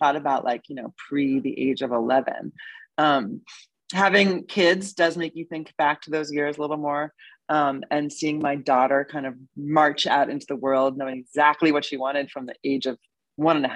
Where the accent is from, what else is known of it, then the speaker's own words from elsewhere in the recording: suburb of Boston, Massachusetts, United States; moved away as an adult; also born or lived in Manhattan, New York; now in New York, United States; I grew up in a nice suburb of Boston